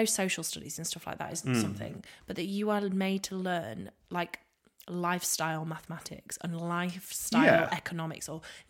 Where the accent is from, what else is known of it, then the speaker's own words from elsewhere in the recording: end of the A180, Yorkshire and the Humber, United Kingdom; moved away; when I used to drive home to my hometown